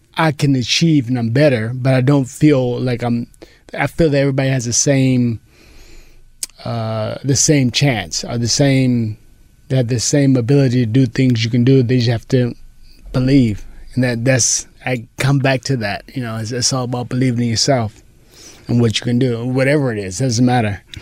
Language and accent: English; Pomona, California, United States; I was Pomona